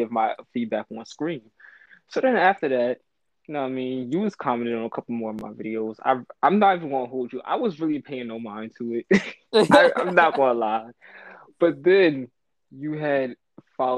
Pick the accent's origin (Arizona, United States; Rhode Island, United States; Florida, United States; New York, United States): New York, United States; New York City; also born or lived in Wilmington; Raised up in South Bronx, New York